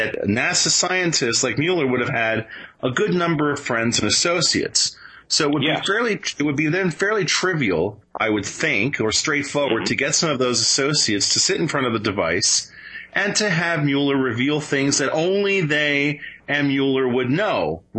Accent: Venezuela; I grew up in Venezuela. My father worked on newsreels down there.

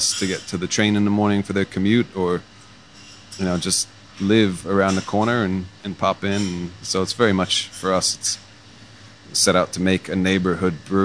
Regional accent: United States; moved away as an adult; now in Sydney, Australia; I'm an American, but I still started my brewing career in Australia

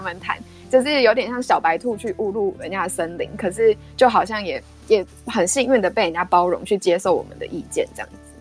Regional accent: Taiwan; moved away as an adult; also born or lived in Netherlands; 我是第一个台湾人念那个 program

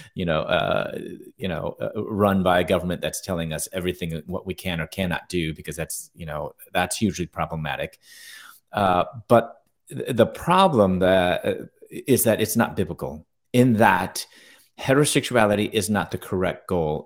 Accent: Chicago, Illinois, United States; moved away as an adult; also born or lived in Louisville, Kentucky / Atlanta; I'm originally from Chicago

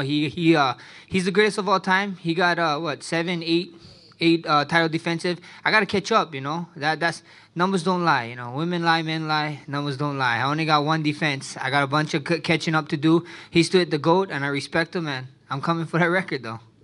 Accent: Hawaii, United States; Us Hawaiians, I'm Hawaiian Samoan

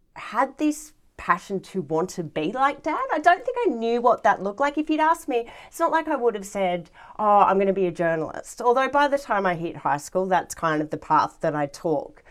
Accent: Galston, New South Wales, Australia; I grew up, uh, in a small little suburb in the Hills District, uh, called Galston, which is right next to the Galston Gorge

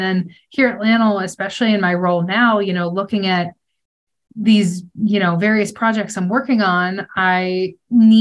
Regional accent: Pennsylvania, United States; now in Santa Fe, United States; growing up in Pennsylvania

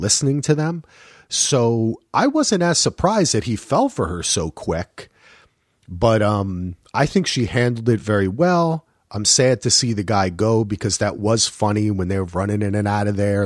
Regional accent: New Jersey, United States; I'm from New Jersey

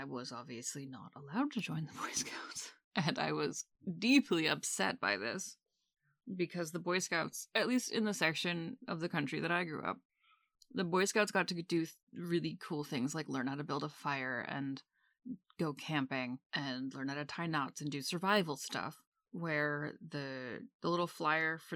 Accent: Maine, United States; I grew up in Maine

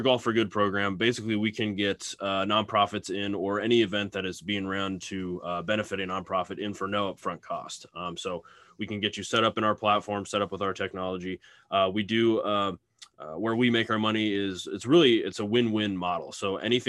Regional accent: Lincoln, Nebraska, United States; I'm from Lincoln, Nebraska, and that's actually where we're headquartered

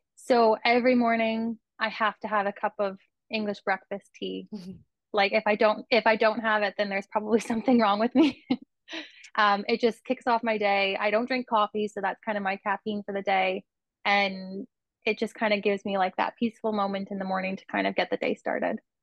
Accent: Kitchener, Ontario, Canada; now in Brantford, Canada; I grew up in Kitchener in Ontario

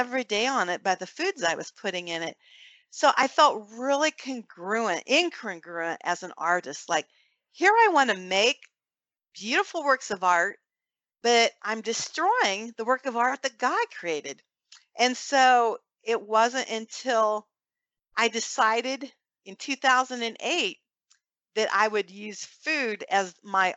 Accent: Fort Wayne, Indiana, United States; We have a large pro-life group here in Fort Wayne, my hometown

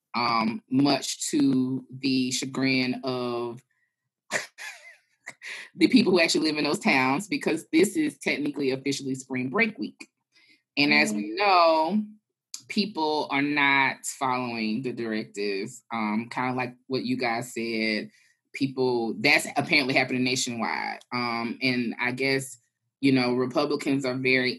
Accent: Atlanta, Georgia, United States; I hail from Atlanta, Georgia, where Brian Kemp is the governor

